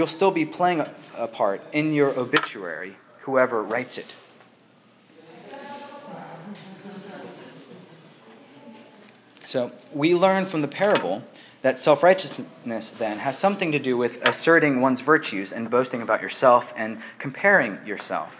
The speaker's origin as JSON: {"language": "English", "country": "United States", "moved": "as an adult", "lives_now": "England, United Kingdom", "said": "I'm living in England right now. I'm an American."}